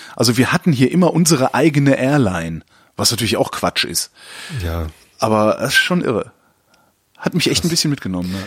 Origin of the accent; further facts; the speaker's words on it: Cologne, North Rhine-Westphalia, Germany; moved away as an adult; also born or lived in Frankfurt; now in Berlin, Germany; ich komme aus Köln ursprünglich